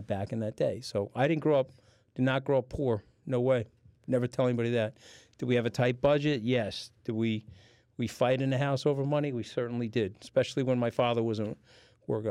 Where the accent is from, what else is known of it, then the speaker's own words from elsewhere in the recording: Long Island, New York, United States; the town I grew up in was the largest deposit of granulated sand in North America